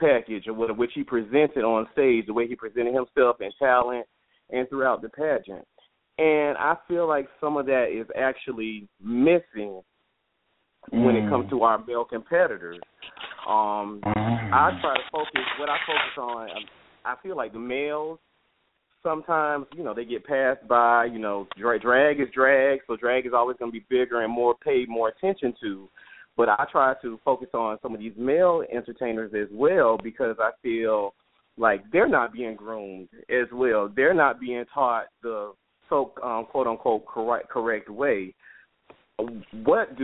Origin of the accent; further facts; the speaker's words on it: Tampa, Florida, United States; now in Atlanta, United States; I'm originally from Tampa, but I'm living in Atlanta, Georgia